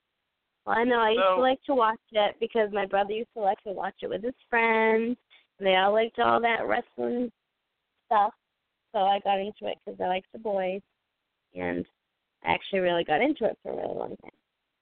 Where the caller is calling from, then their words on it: New Bedford, Massachusetts, United States; I'm calling from New Bedford, Mass.